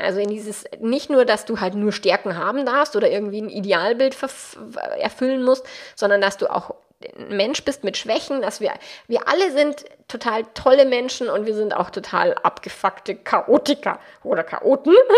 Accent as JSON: {"language": "German", "region": "Bavaria", "country": "Germany", "accent": "Bavarian", "said": "meinen bayerischen Dialekt"}